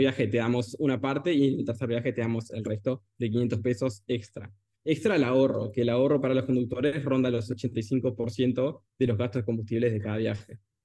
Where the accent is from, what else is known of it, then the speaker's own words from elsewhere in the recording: Salto, Uruguay; Yo nací en Salto, en, Salto, Uruguay, y bueno, a los 15 años, 14 aproximadamente, fui a la UTU